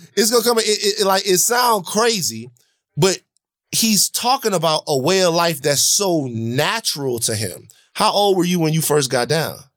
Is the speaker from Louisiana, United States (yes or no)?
yes; Baton Rouge, Louisiana, United States; now in Los Angeles, United States; growing up in Baton Rouge